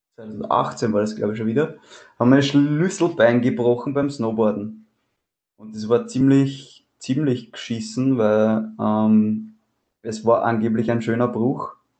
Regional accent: Weinviertel, near Wolkersdorf, Lower Austria, Austria; Ich komme aus dem Weinviertel, also nördlich von Wien, in der Nähe von Wolkersdorf

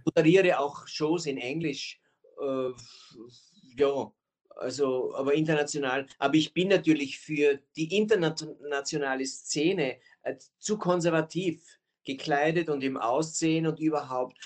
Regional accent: Austria; Aber ich bin Österreicher

